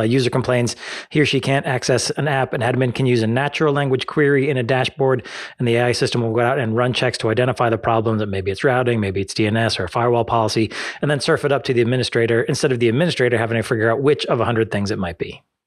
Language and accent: English; United States; as an American